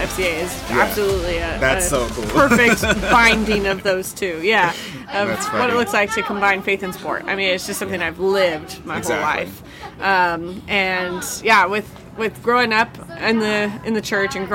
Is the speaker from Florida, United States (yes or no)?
no; San Diego, California, United States; moved away as an adult; also born or lived in North Carolina; now in Boise, United States; Born and raised in Southern California, specific to San Diego County